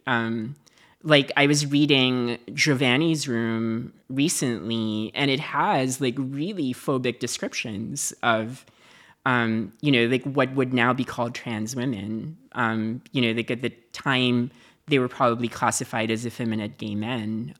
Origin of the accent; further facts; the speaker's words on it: Philippines; moved away; I lived in a dictatorship. I lived in, you know, like, I grew up in the Marcus regime.